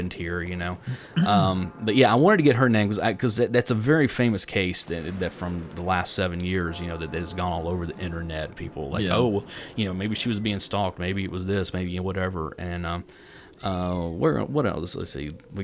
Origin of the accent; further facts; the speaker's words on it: Tennessee, United States; we're from Tennessee